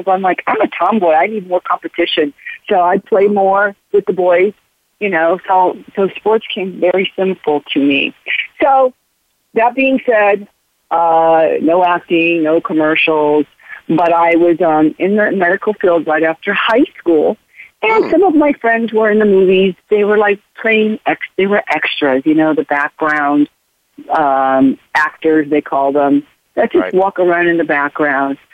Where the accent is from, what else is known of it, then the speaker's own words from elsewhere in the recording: Los Angeles, California, United States; I was born and raised in Los Angeles, California